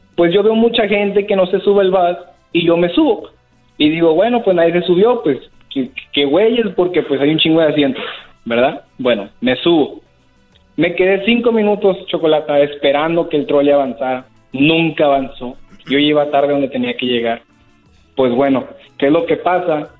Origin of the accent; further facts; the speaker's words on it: Tijuana, Baja California, Mexico; now in San Diego, United States; soy de Tijuana